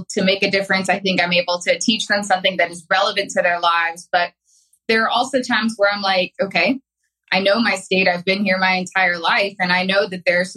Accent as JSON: {"language": "English", "region": "Arkansas", "country": "United States", "tie": "born or raised there", "said": "I'm an Arkansas native. I have lived here my entire life."}